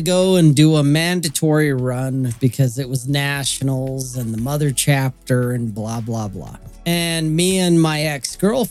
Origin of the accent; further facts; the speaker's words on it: the West, United States; I'm from the West.